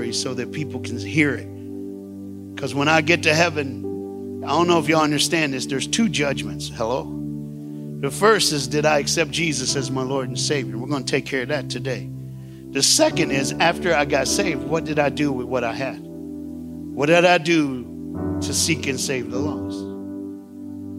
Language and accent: English; Tennessee, United States; I'm from Tennessee